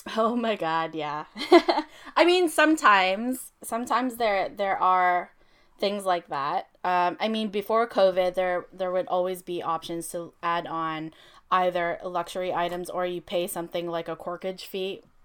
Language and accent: English; Philippines; also born or lived in Toronto area, Canada; now in Toronto, Canada; we do a lot of Filipino weddings, obviously, 'cause we're Filipino